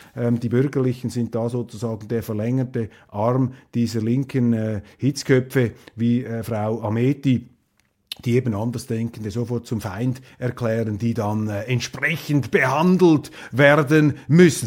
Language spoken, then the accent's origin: German; Switzerland; als Schweizer